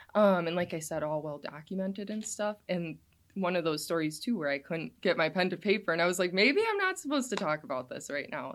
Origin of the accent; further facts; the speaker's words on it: Kewaunee, Wisconsin, United States; also born or lived in Green Bay, Wisconsin; I was born and raised in Kewanee, Wisconsin